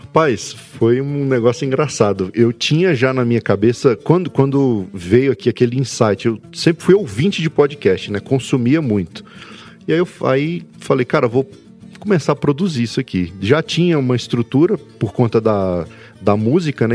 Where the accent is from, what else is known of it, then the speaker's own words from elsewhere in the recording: Brasília, Federal District, Brazil; Eu nasci em Brasília